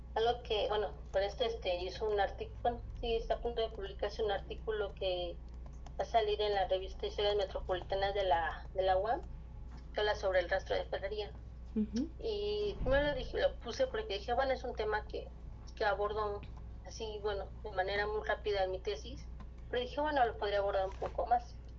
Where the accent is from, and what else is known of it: Mexico City, Mexico